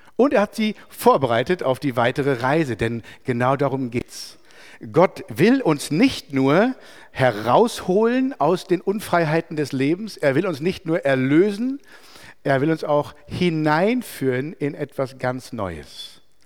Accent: Merano, Trentino-Alto Adige, Italy; in einem katholischen Kloster bei uns in Meran

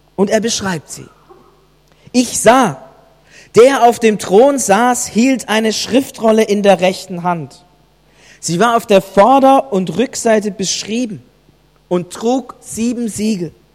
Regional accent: Germany; bei uns in Deutschland

